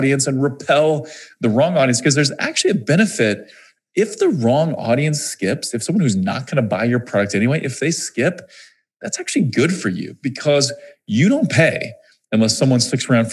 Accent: Missouri, United States; I'm from Missouri, right? Missouri is the show me state. We're very skeptical people, I guess, in Missouri

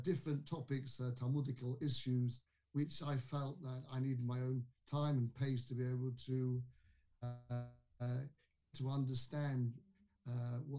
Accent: London, United Kingdom; moved away; I was brought up in London, in a town called Kingsbury, one of the suburbs of London.

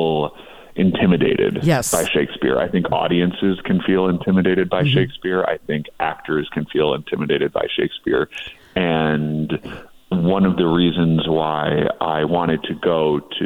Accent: Midwest, United States; now in Los Angeles, United States; I grew up in the Midwest

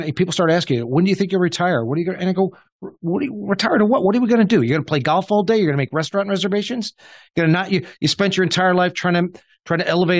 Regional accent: Suffern, New York, United States; moved away as an adult; now in Short Hills, United States; We grew up in Suffern, New York, just over the border of New Jersey, you know, literally a nine iron from New Jersey, just in Rockland County, New York.

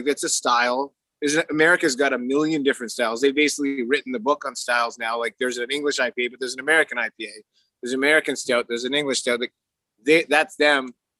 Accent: Canada; because we're Canadian

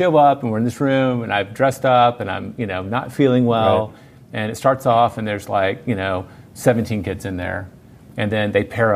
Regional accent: Memphis, Tennessee, United States; moved away as an adult; also born or lived in New York / Mississippi; now in Austin, United States; My whole family is from Mississippi. I grew up in Memphis on the border

